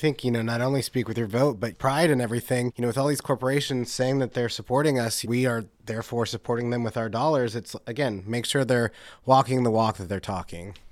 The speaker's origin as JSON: {"language": "English", "town": "Dallas", "region": "Texas", "country": "United States", "said": "I'm from Texas, from Dallas specifically"}